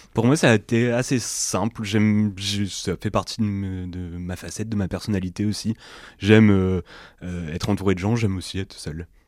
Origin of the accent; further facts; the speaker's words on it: Lomme, Hauts-de-France, France; je suis originaire de l'Homme